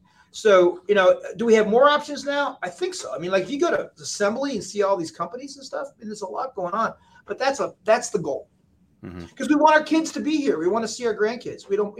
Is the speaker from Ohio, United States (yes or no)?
yes; Cincinnati, Ohio, United States; moved away as an adult; also born or lived in Forest Park, Ohio / Montgomery, Ohio / Charlottesville, Virginia / Houston, Texas; now in Norfolk, United States; I grew up in Cincinnati and then I was in Houston